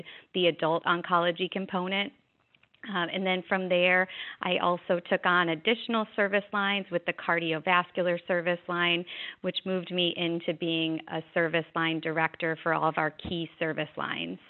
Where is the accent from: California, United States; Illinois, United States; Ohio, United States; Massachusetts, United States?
Illinois, United States; Chicago; moved away as an adult; also born or lived in South Florida; now in Fort Lauderdale, United States; I grew up in Illinois, in Chicago, in fact